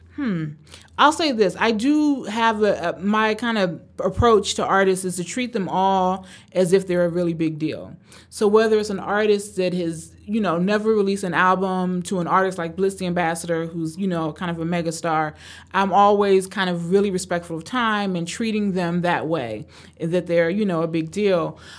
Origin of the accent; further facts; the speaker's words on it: Cleveland, Ohio, United States; also born or lived in Tanzania; I was born in Tanzania, grew up in Cleveland, Ohio, and grew up in the eighties and nineties in Cleveland, Ohio